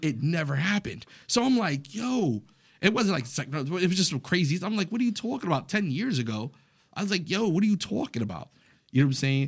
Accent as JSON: {"language": "English", "town": "New York City", "region": "New York", "country": "United States", "tie": "born or raised there", "said": "I was raised in the Bronx, New York"}